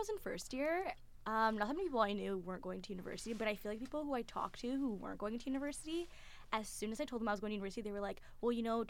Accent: London, Ontario, Canada; We both went to predominantly white, high schools. That's also because we're from London

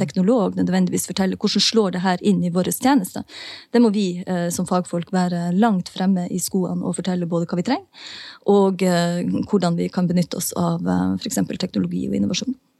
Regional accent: Northern Norway, Norway; also born or lived in Oslo; now in Tromsø, Norway; i nord der jeg er ifra

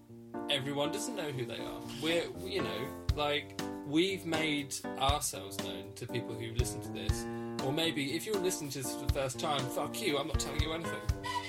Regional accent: England, United Kingdom; I don't feel very English.

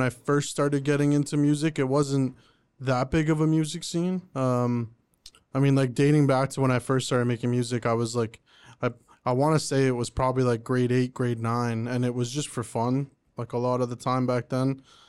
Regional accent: Oshawa, Ontario, Canada; also born or lived in Pickering, Canada; now in Ajax, Canada; I was born and raised in Oshawa. I lived there pretty much my whole life. Until pretty much when my girlfriend got pregnant, and we moved out, just the three of like me and her, and we moved to Pickering at first, and now we're in Ajax now

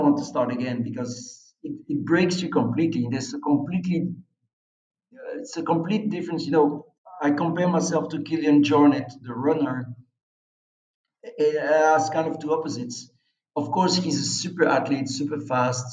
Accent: Belgium; I'm from a small country

